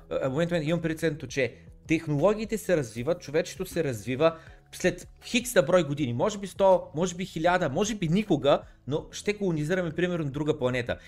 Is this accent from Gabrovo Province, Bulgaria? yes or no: no; Varna, Varna Province, Bulgaria; аз съм от Варна